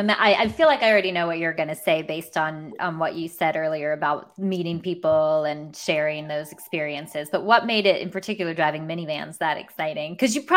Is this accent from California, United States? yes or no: no; Clearwater, Florida, United States; moved away; I grew up in Clearwater.